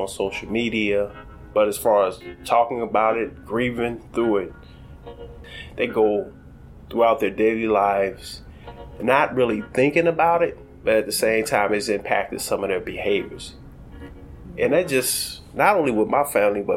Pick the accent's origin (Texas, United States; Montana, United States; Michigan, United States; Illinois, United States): Illinois, United States; Chicago; I'm a child of Inglewood. I grew up in Inglewood on the south side of Chicago